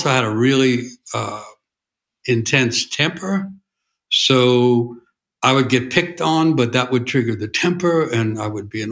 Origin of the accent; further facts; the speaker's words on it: New York City, New York, United States; I grew up in New York City in what was called a blue-collar